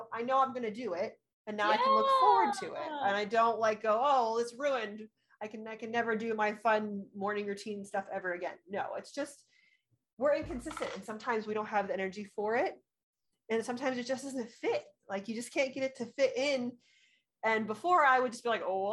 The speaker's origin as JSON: {"language": "English", "area": "Orange County", "region": "California", "country": "United States", "moved": "as an adult", "lives_now": "Colorado, United States", "said": "I'm originally from Orange County"}